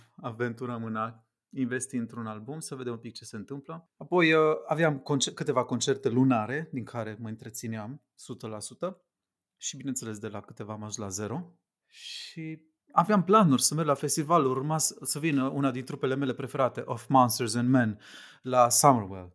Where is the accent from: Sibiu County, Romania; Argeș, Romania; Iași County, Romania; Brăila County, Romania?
Sibiu County, Romania; Sibiu; moved away as an adult; now in Bucharest, Romania; Sunt din Sibiu